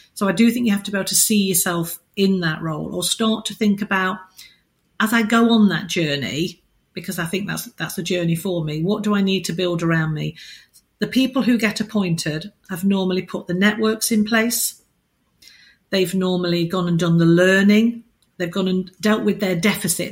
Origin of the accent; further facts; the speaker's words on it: United Kingdom; as British people